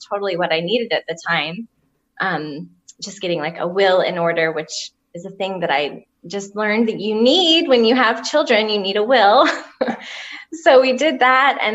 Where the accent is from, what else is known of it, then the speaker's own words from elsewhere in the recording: Jacksonville, Florida, United States; moved away as an adult; now in Tennessee, United States; I'm actually from Jacksonville, Florida, originally, but I've lived in Tennessee since